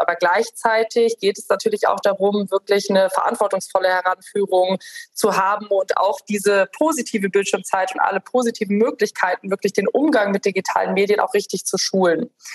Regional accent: Rhineland, Germany; moved away; ich bin ursprünglich Rheinländerin

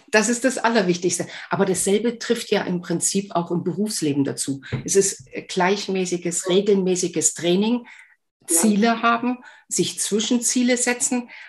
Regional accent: Germany; die Uta und ich kennen uns schon, wir haben es gerade eben vorher festgestellt, fast 40 Jahre, weil wir sind beide an den Sportschulen in der DDR groß geworden.

